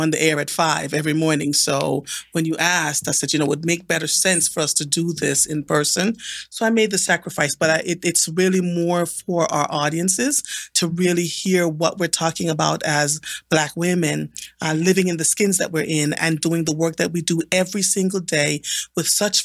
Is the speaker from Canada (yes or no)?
no; Jamaica; I was born and raised in Jamaica